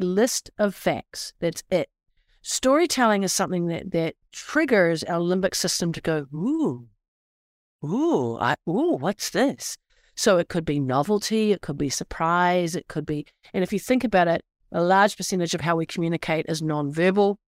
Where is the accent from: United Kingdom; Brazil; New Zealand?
New Zealand; now in United States; I'm from the Deep South, also known as New Zealand